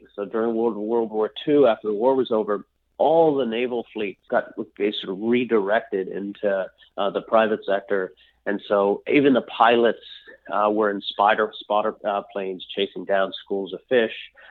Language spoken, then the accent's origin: English; Maddox Cove, Newfoundland and Labrador, Canada; moved away; also born or lived in Alaska; my sister and I were born and raised up in a little town called Maddox Cove, which was the most eastern point in all of North America.